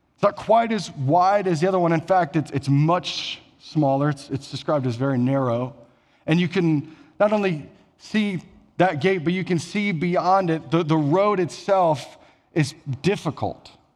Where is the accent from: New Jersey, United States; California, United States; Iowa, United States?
Iowa, United States; Elgin; moved away; I'm from small town Iowa. So about six hundred people in my hometown